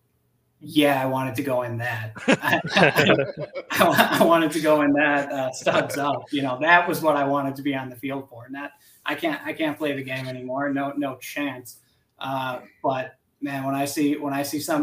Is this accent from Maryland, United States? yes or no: no; Buffalo, New York, United States; moved away as an adult; now in Omaha, United States; I'm from Buffalo, New York, which is basically Canada